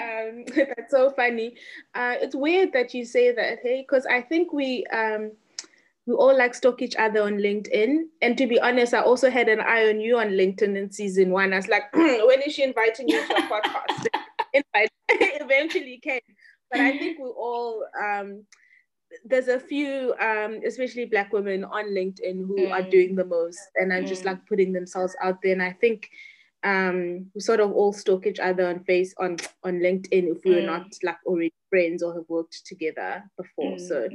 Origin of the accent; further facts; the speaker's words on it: Butterworth, Eastern Cape, South Africa; a small town called Butterworth in the Eastern Cape. That's where I was born. I've got 5 siblings, and I was born in the Eastern Cape. I went to a school in the Eastern Cape called Kanya English Medium School.